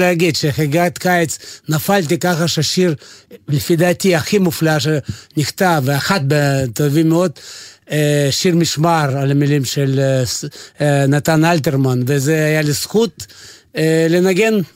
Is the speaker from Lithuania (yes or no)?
yes; Vilnius, Vilnius County, Lithuania; Hebrew is a second language; moved away as an adult; also born or lived in Kyiv, Ukraine; now in Israel; נולדתי בברית המועצות, נולדתי בקייב, אבל אה, כל החיים שלי בברית המועצות היה בווילנה, בליטואניה.